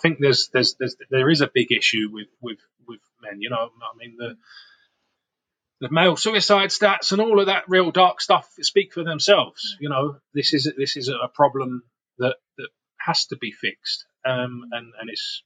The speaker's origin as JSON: {"language": "English", "region": "London", "country": "United Kingdom", "tie": "born or raised there", "also_born_or_lived": "Harlow, Essex", "moved": "yes", "said": "I was brought up in Camden, Northwest London"}